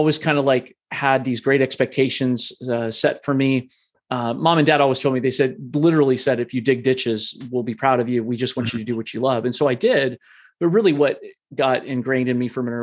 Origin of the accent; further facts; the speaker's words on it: Columbus, Ohio, United States; I was born and raised in Columbus, Ohio